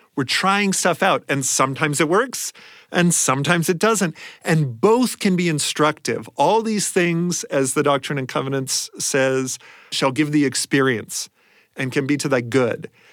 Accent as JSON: {"language": "English", "town": "Columbus", "region": "Ohio", "country": "United States", "tie": "born or raised there", "said": "I grew up mostly in Columbus, Ohio"}